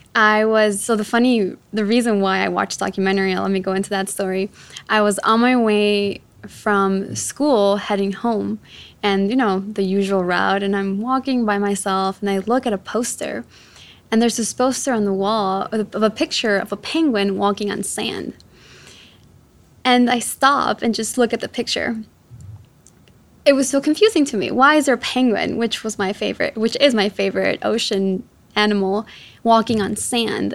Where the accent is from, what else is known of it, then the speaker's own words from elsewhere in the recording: Chicago, Illinois, United States; also born or lived in Quito, Ecuador; I was born in Ecuador, in Quito, and my mom uh, brought me out here to, to the US, to Chicago specifically, when I was seven years old. And growing, growing up in Chicago was tough